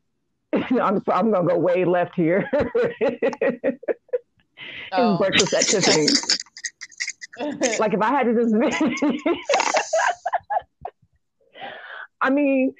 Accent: Phoenix, Arizona, United States; we grew up in Arizona, in Phoenix

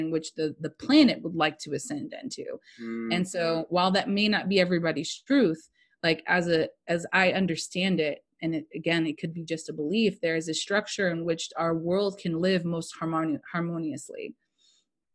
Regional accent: United States; I'm just American and I'm a mutt

